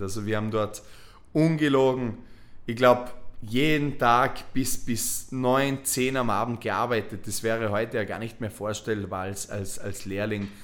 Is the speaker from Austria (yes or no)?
yes; Vorarlberg, Austria; moved away as an adult; weg aus Vorarlberg, weg aus, diesem, aus dieser Stadt, in der du aufgewachsen bist